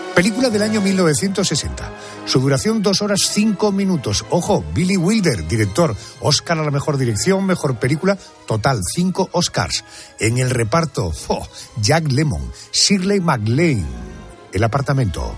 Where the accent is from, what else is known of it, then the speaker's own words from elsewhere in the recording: Córdoba, Andalusia, Spain; Como andaluz y como cordobés